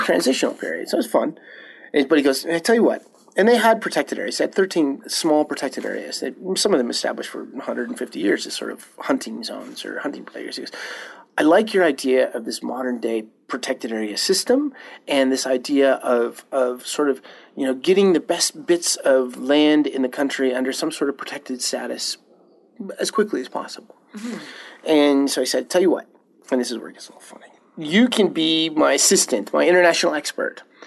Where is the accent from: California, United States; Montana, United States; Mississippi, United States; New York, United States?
Montana, United States; Livingston; moved away as an adult; also born or lived in Minnesota / Mongolia; I grew up in the Shields Valley, so Park County, Sal Livingston.